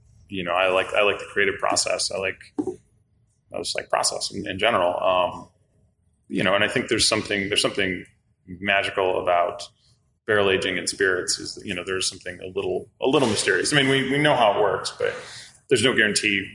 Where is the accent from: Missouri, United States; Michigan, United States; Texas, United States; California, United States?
Michigan, United States; Detroit; moved away as an adult; also born or lived in Traverse City, Michigan; now in New Orleans, United States; I'm from the north, so I'm originally from the Detroit area